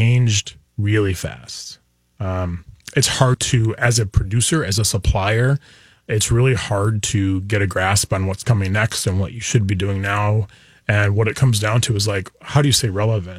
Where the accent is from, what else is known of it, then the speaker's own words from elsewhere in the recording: Milwaukee, Wisconsin, United States; also born or lived in Stevens Point, Wisconsin; I'm a Wisconsin boy, like born and raised